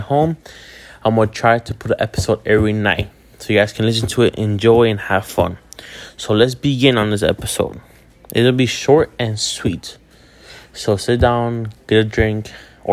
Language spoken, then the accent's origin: English; Hialeah, Florida, United States; I'm a kid from Hialeah, aka Neo de Hialeah, or in English, the kid from Hialeah